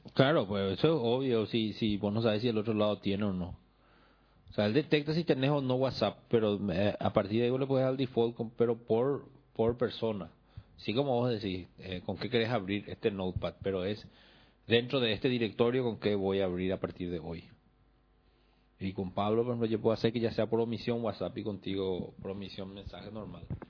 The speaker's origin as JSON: {"language": "Spanish", "country": "Paraguay", "moved": "yes", "said": "que yo me mude y venga al Paraguay de vuelta"}